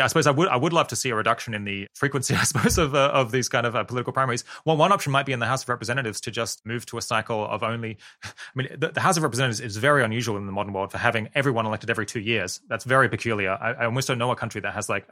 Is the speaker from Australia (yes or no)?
yes; Australia; now in United Kingdom; I come from Australia and now live in the UK